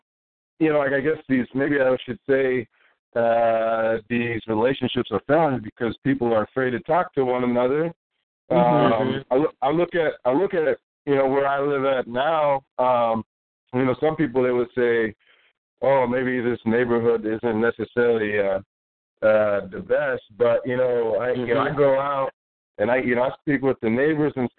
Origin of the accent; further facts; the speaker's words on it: SeaTac, Washington, United States; also born or lived in Kent, Washington; I moved to SeaTac